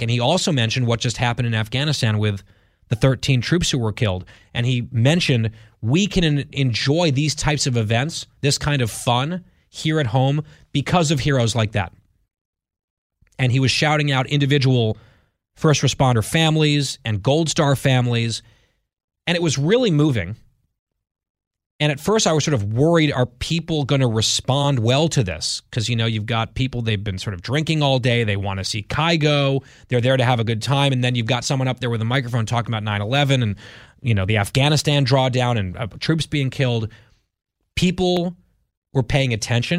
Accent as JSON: {"language": "English", "region": "the New York area", "country": "United States", "tie": "born or raised there", "moved": "as an adult", "said": "I grew up in the New York area, didn't really have a team"}